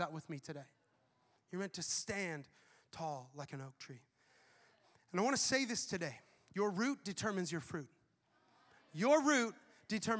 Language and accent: English; the Northwest, Pacific Northwest, United States; moved away as an adult; now in Tampa, United States; Brianna and I grew up in the Northwest where you have amazing trees, mountains